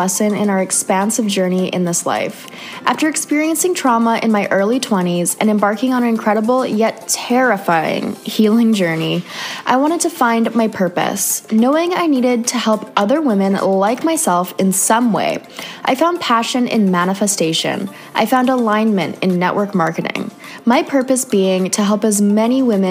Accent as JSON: {"language": "English", "country": "Canada", "said": "another Canadian girl living"}